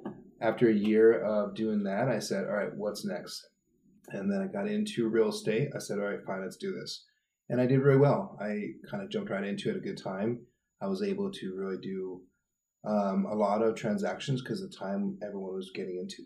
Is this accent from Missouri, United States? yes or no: no; Tucson, Arizona, United States; also born or lived in Santa Fe, New Mexico / Phoenix, Arizona; I'm from Santa Fe, New Mexico, but I moved here in Tucson when I was 10